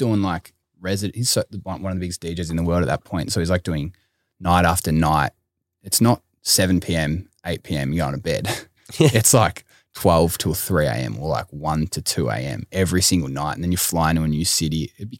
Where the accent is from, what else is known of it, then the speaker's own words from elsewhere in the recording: Yarra Glen, Victoria, Australia; Mate, I'm from Yarra Glen, so we walk in the mud out there